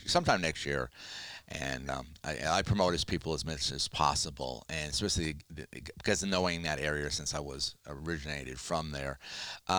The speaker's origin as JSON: {"language": "English", "region": "New Hampshire", "country": "United States", "tie": "born or raised there", "also_born_or_lived": "Massachusetts", "moved": "yes", "said": "I grew up in New Hampshire"}